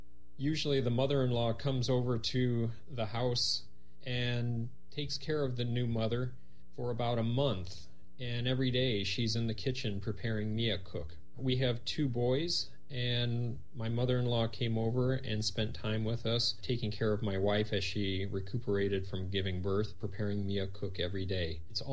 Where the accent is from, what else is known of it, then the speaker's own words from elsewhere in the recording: United States; moved away as an adult; now in Seoul, South Korea; I'm an American who's been living in Seoul, Korea for many years now. I'm married to a Korean woman named G.